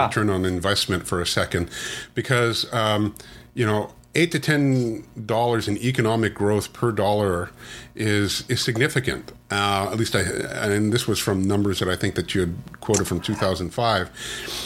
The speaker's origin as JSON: {"language": "English", "country": "Canada", "said": "I'm Canadian"}